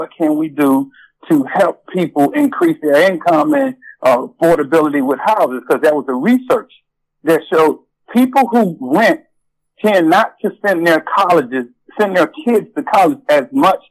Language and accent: English; Galveston, Texas, United States; moved away as an adult; now in Richmond, United States; I'm originally from Galveston, Texas